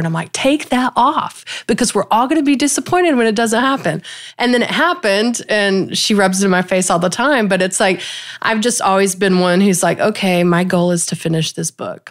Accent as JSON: {"language": "English", "region": "small Texas town", "country": "United States", "tie": "born or raised there", "said": "I actually live where I grew up, um, on the same land where I grew up."}